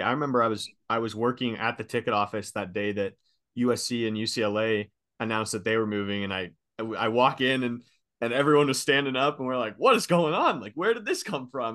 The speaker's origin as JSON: {"language": "English", "town": "Seattle", "region": "Washington", "country": "United States", "moved": "yes", "lives_now": "Boise, United States", "said": "I'm from Seattle area"}